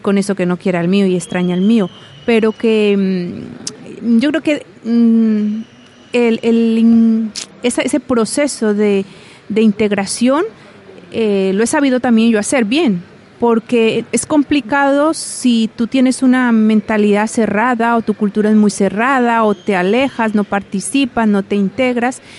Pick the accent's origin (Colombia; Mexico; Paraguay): Colombia; now in Balsicas, Spain; soy de Colombia